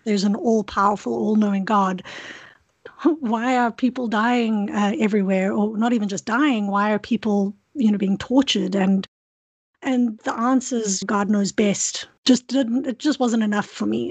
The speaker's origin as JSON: {"language": "English", "country": "South Africa", "tie": "born or raised there", "moved": "yes", "lives_now": "Kingston, Canada", "said": "I grew up in South Africa where there's a lot of a lot of beauty"}